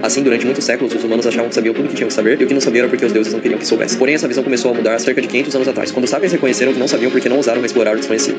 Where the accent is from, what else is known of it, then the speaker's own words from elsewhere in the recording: Brazil; somos brasileiros